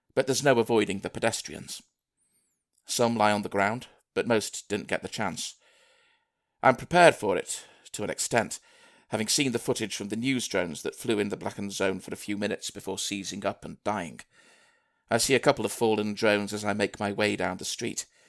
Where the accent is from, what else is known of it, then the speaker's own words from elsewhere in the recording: Manchester, North West England, United Kingdom; moved away as an adult; also born or lived in Liverpool; I'm from Manchester originally